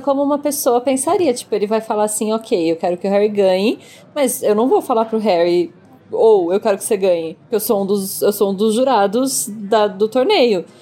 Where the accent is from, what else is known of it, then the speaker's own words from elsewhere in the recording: Brazil; accent: Brazilian; chama brasileiro mesmo o meu sotaque